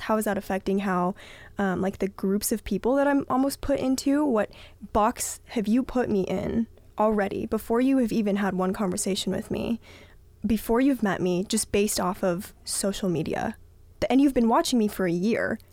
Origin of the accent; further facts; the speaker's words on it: Southern California, United States; I am from Southern California